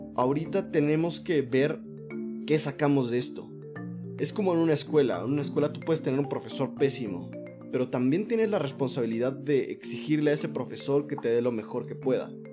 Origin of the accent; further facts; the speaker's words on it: Mexico; nosotros somos, somos el pueblo mexicano.